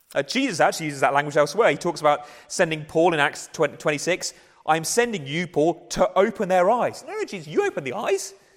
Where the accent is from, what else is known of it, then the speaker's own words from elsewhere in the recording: England, United Kingdom; we're English